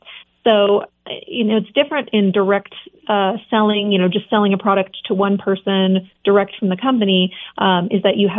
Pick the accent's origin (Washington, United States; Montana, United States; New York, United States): Montana, United States; also born or lived in California / Pennsylvania / Seattle; I grew up in Montana, was in California, then I was in Pennsylvania for a while, in Seattle.